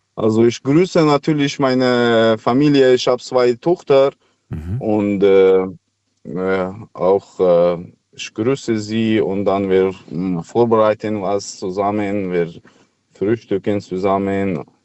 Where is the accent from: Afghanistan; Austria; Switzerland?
Afghanistan; German is a second language; now in Germany; ich komme aus Afghanistan